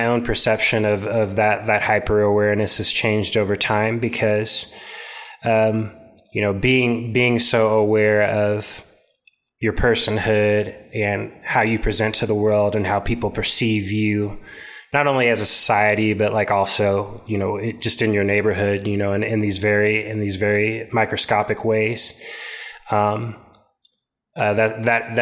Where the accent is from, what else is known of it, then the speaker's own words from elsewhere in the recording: Topeka, Kansas, United States; growing up in Central Topeka